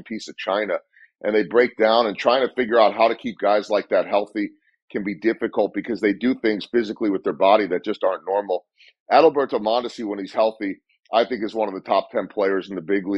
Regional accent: Philadelphia, Pennsylvania, United States; moved away; also born or lived in Chicago; I grew up in Philadelphia before moving to Chicago

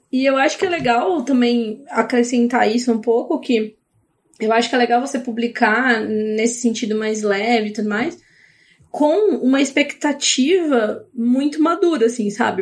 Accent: Paulínia, São Paulo, Brazil; also born or lived in Campinas; eu sou de Paulínia, mas né, morava em Campinas

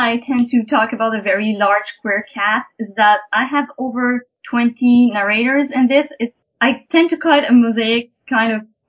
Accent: Quebec City, Quebec, Canada; first language French; English is a second language; I'm a writer from Quebec City. I'm not a English native speaker, and French is really important to me

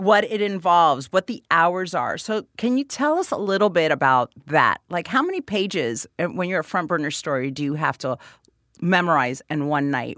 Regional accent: Florida, United States; I'm from Florida

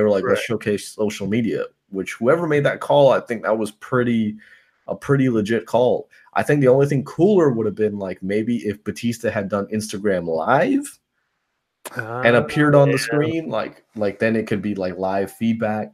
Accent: New York, United States; now in Tampa, United States; where I was born in New York

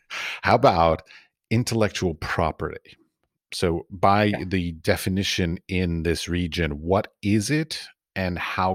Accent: United States; moved away as an adult; I'm new to Europe. I'm American

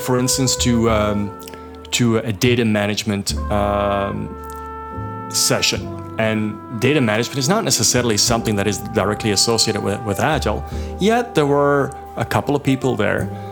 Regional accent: Belgium; moved away as an adult; now in Toronto, Canada; I come from Belgium

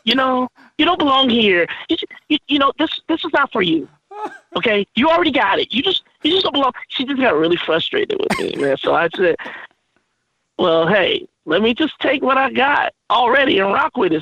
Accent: Oakland, California, United States; I'm originally from Oakland, California

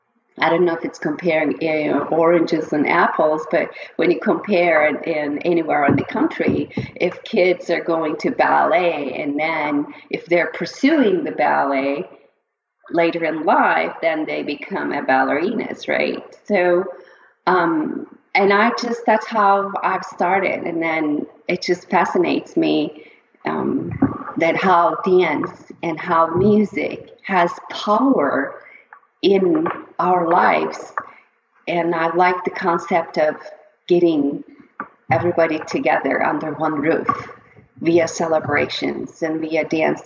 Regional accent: Çivril, Denizli, Turkey; moved away; the part of the town that I grew up in Turkey is Denizli Çivril.

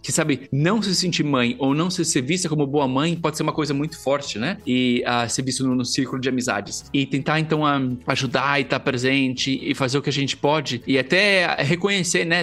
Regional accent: Brazil; a gente, como brasileiros

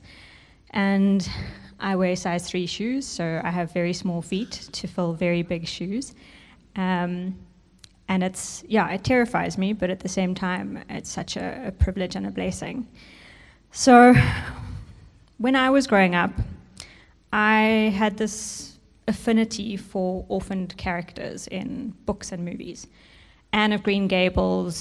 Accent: South Africa; first language English; growing up in South Africa, you become confronted with the reality

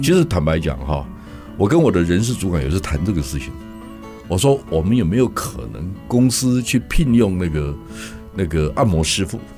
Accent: Yilan County, Taiwan; 我是宜兰人

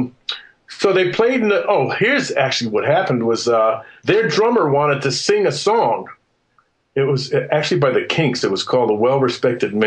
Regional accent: Western Massachusetts, United States; I'm from Western Massachusetts, and I'm a child of the 60s

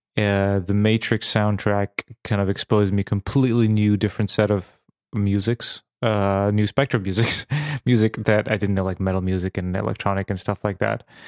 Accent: Serbia; now in Bratislava, Slovakia; in Serbia, even though I am Slovak nationality

